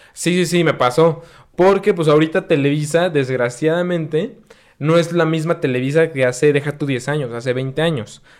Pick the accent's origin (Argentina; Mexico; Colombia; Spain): Mexico; Mexico City; moved away; yo soy de la Ciudad de México